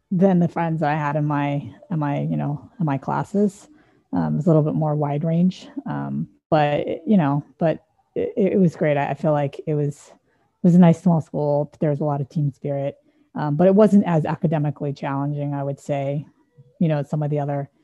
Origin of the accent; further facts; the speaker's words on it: San Dimas, California, United States; I grew up in San Dimas, which is a small Midwestern town in Southern California. It's about an hour outside of LA.